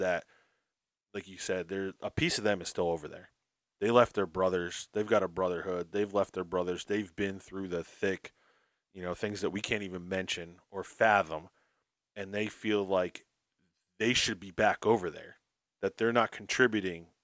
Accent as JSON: {"language": "English", "region": "New Jersey", "country": "United States", "said": "I'm from New Jersey"}